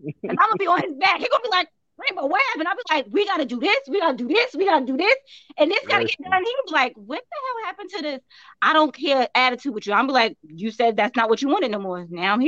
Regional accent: New York City, New York, United States; now in New York City, United States; I absolutely love New York. Like, I'm a New Yorker through and through

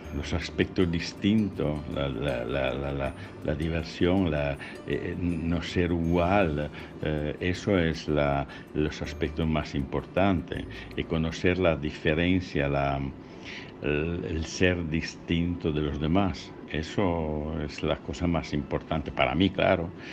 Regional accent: Italy; Spanish is a second language; soy italiano

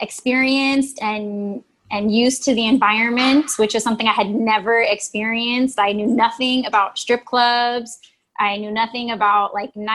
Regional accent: Oxnard, California, United States; I am from Oxnard, California. Beach girl

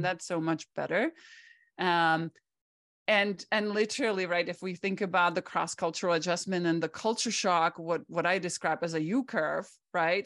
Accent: Czechia; English is a second language; moved away as an adult; now in United States; I grew up behind the Iron Curtain

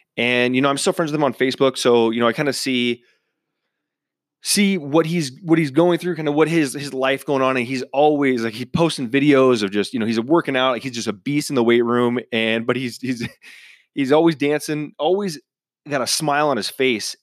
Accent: Cleveland, Washington, United States; moved away; my hometown up in Cleveland, Washington

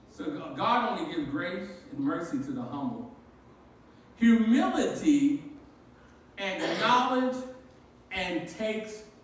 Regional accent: Baltimore, Maryland, United States; when I was growing up in Baltimore, I was raised by my grandmother

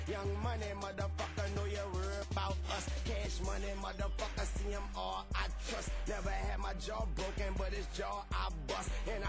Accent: Louisiana, United States; listeners know that I'm Cajun. I'm actually Cajun.

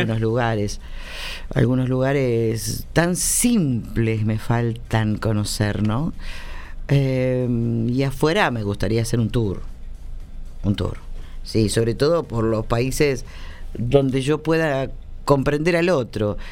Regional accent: Argentina; yo soy argentina

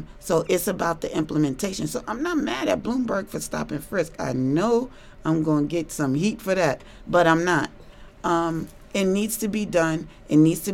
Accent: New York City, New York, United States; I grew up in Harlem

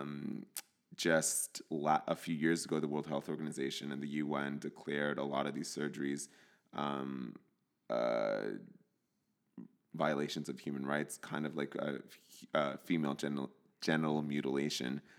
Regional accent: New Jersey, United States; I grew up in New Jersey in a, in a Latino household. My parents are from El Salvador

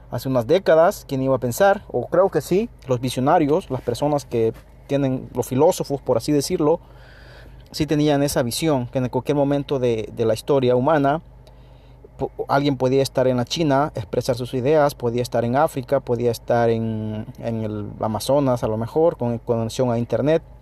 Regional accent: El Salvador; now in United States; Yo vivo en Estados Unidos, soy de Centroamérica, El Salvador

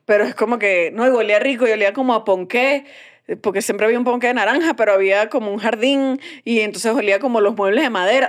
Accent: Venezuela; moved away; yo me fui de Venezuela

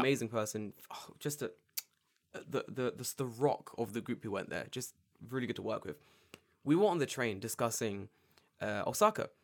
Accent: London, United Kingdom; I'm from London

